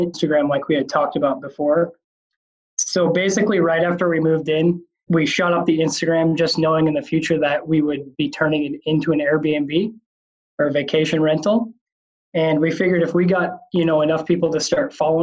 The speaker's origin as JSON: {"language": "English", "region": "Washington", "country": "United States", "also_born_or_lived": "St. Louis", "moved": "yes", "lives_now": "Arkansas, United States", "said": "both my wife and I are from the West Coast, so we're from Washington State originally"}